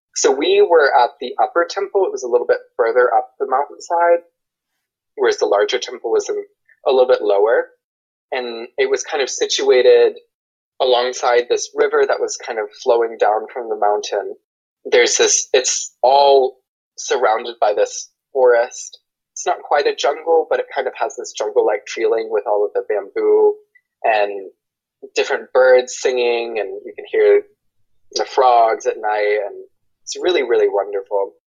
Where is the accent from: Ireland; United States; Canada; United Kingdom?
United States; I'm white I'm American I grew up Christian